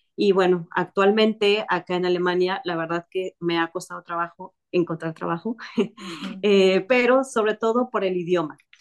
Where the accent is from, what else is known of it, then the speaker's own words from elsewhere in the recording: Mexico; yo soy mexicana